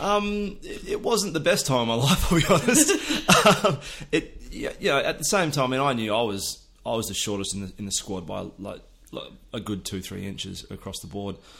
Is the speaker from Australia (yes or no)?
yes; near Perth, Western Australia, Australia; I grew up pretty much on the edge of the outback um, on a wheat and sheep farm